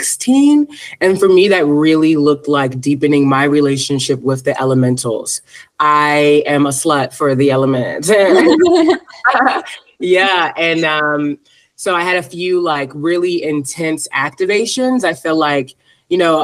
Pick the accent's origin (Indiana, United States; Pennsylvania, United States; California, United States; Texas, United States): Pennsylvania, United States; Philadelphia; So I am originally from Philadelphia, Pennsylvania. I was raised Salafi Muslim.